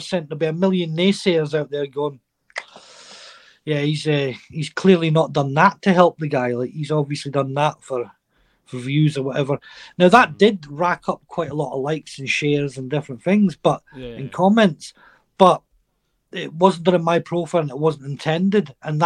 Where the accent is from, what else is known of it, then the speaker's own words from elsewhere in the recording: Shetland, Scotland, United Kingdom; a Shetlander, I'm Scottish. I'm always Scottish.